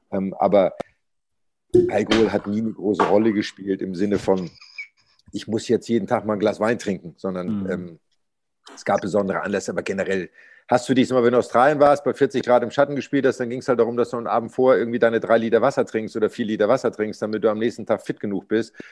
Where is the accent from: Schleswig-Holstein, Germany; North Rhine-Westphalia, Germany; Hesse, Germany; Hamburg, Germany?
Schleswig-Holstein, Germany; Pinneberg; born there; Ich bin in Pinneberg geboren, bin ja aber nur im Krankenhaus geboren und habe dann in einem Zaun gelebt.